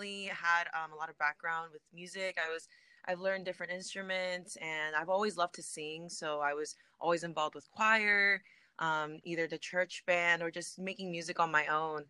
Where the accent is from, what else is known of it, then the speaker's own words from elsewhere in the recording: Bay Area, California, United States; I am an artist from the Bay Area